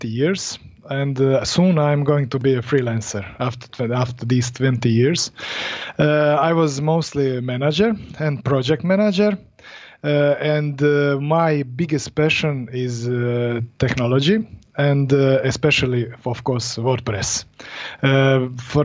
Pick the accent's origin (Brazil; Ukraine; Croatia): Croatia; Split, Split-Dalmatia County; I'm from Europe, Croatia, exactly, split